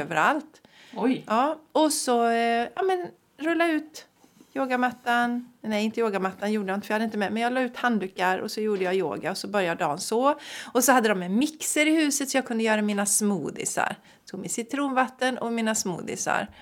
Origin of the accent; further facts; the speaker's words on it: Sweden; vi som svenskar